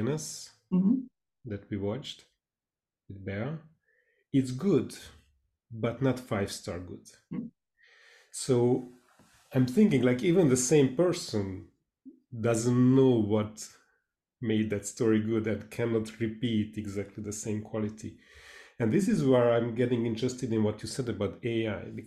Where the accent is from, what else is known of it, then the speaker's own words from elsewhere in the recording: Hungary; English is a second language; I'm from Hungary, Eastern Europe